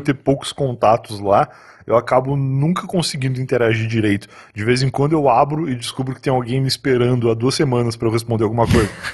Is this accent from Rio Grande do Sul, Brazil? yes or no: yes; Rio Grande, Rio Grande do Sul, Brazil; moved away as an adult; also born or lived in Osasco; now in São Paulo, Brazil; em Rio Grande, a cidade que eu nasci, lá no Rio Grande do Sul